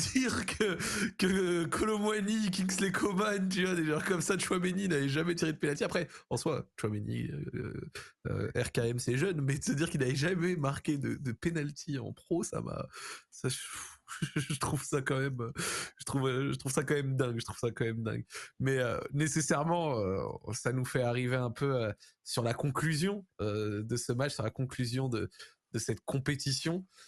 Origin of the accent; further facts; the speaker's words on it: France; en tant que Français